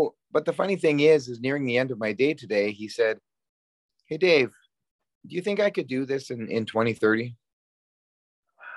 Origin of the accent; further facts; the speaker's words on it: Calgary, Alberta, Canada; my hometown of Calgary, Alberta